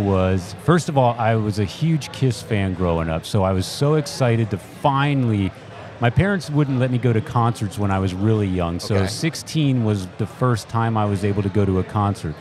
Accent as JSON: {"language": "English", "town": "San Antonio", "region": "Texas", "country": "United States", "tie": "born or raised there", "lives_now": "Austin, United States", "said": "I was born and raised in San Antonio, and San Antonio is legendary for being a heavy metal hotbed"}